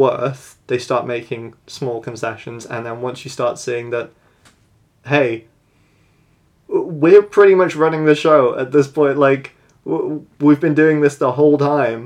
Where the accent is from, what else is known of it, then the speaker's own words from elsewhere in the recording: United Kingdom; I, as a Brit